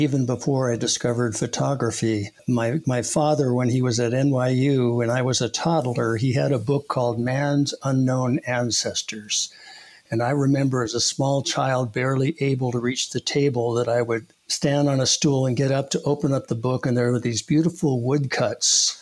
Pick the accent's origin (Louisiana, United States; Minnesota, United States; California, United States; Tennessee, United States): California, United States; Los Angeles; born or raised there; also born or lived in New York / Santa Monica / Reseda